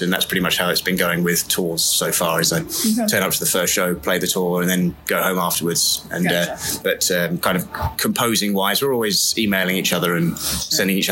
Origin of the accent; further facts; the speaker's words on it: United Kingdom; I'm British